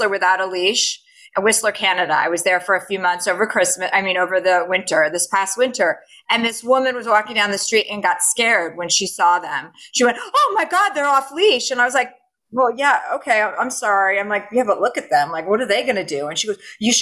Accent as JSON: {"language": "English", "town": "Livingston", "region": "New Jersey", "country": "United States", "tie": "born or raised there", "moved": "yes", "said": "I'm from New Jersey. I'm from New Jersey where the pageant game is strong"}